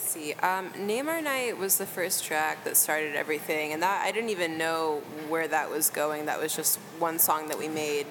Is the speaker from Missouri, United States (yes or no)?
no; Texas, United States; now in Chicago, United States; I'm from Texas originally